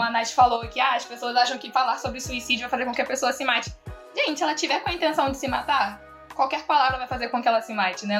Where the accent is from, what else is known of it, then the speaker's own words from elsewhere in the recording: Rio de Janeiro, Brazil; sou do Rio das Pedras, sabe? Aquele lugar onde tinha um castelo